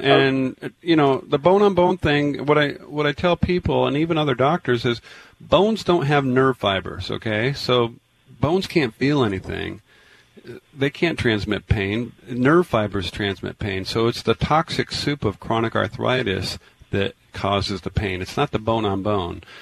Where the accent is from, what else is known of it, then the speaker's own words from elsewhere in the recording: Tacoma, Washington, United States; moved away; I grew up in Tacoma.